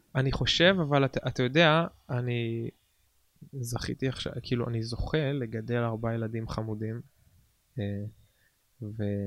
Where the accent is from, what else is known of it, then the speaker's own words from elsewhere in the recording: Nesher, Haifa District, Israel; גדלתי בנשר